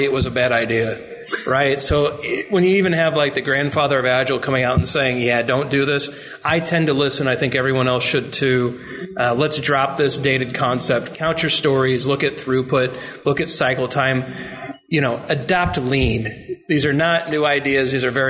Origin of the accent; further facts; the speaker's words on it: Indiana, United States; I'm Indiana